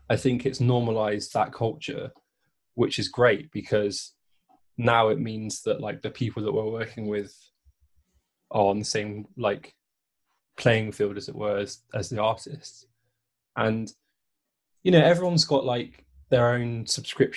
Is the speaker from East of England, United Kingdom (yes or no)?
no; Bristol, South West England, United Kingdom; I grew up in Bristol